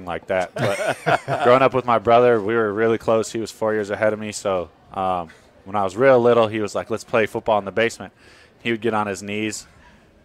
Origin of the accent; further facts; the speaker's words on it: Wisconsin, United States; growing up in Wisconsin